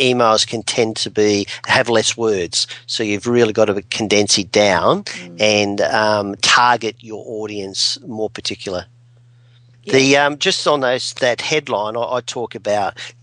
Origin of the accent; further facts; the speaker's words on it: Adelaide, South Australia, Australia; Here I'm from Adelaide